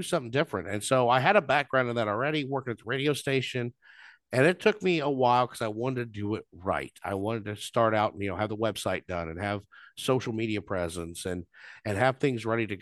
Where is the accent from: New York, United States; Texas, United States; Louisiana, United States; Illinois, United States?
Illinois, United States; Southern; moved away as an adult; also born or lived in Champaign, Illinois; now in Monticello, United States; I grew up in Southern Illinois, moved up here 15 years ago